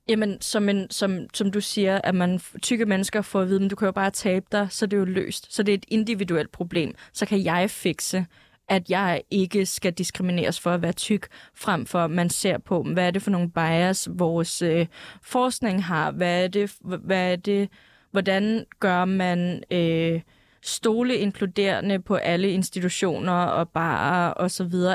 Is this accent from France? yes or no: no; Greenland; jeg er grønlænder